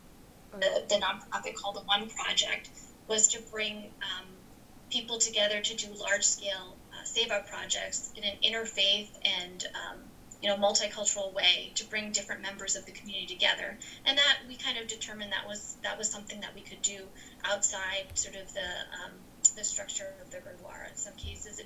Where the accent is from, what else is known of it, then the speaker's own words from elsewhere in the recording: New Jersey, United States; growing up in New Jersey